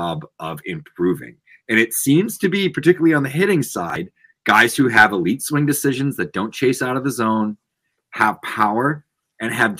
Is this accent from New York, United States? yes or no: no; Boston, Massachusetts, United States; I'm from Boston, and I grew up a Red Sox